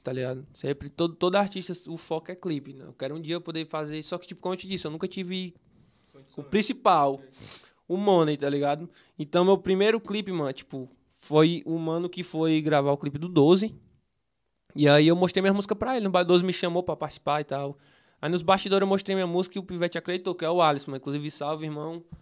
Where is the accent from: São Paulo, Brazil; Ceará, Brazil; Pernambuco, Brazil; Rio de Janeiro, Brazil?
Ceará, Brazil; Fortaleza; eu nasci no Henrique Jorge, né? Nós morava no quintal